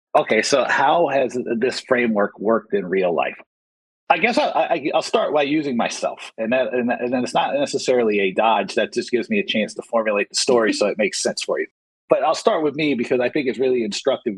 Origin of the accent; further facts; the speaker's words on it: rural Georgia, United States; moved away; I grew up in the South in, in rural, rural Georgia.